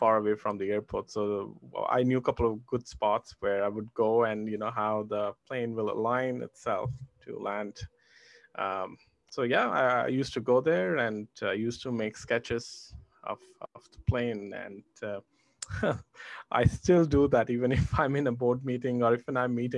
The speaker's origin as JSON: {"language": "English", "region": "Delhi", "country": "India", "tie": "born or raised there", "also_born_or_lived": "Chandigarh", "moved": "yes", "said": "I was born in Chandigarh, the north of India, and I grew up in Delhi."}